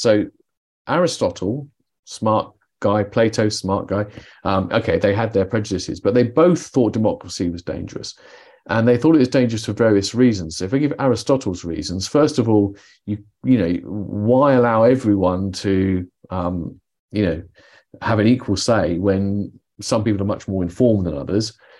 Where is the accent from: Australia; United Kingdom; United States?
United Kingdom; I'm British